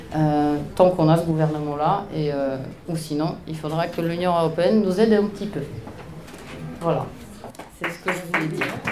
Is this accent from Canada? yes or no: no; Poland; French is a second language; now in Paris, France; je suis polonaise